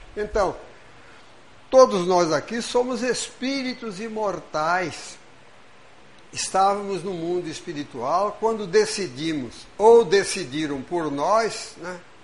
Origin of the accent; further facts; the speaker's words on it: Brazil; Nós estamos brasileiros, porque reencarnamos no Brasil